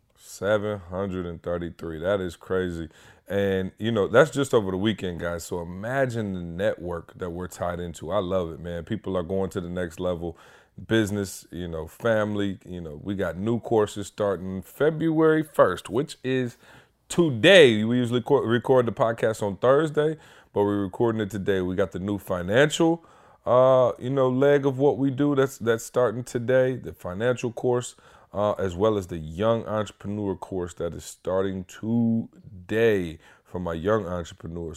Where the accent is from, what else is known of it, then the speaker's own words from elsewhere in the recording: Midwest, United States; moved away; I'm from the Midwest